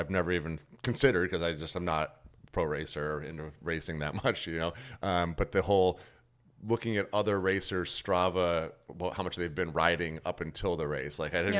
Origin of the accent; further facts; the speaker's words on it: New York, United States; I'm from New York too